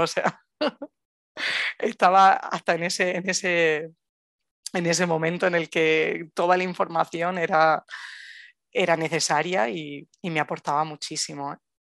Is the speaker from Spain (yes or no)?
yes; Murcia, Region of Murcia, Spain; moved away as an adult; now in Granada, Spain; soy de Murcia, pero vivo en Granada ya pues casi ocho años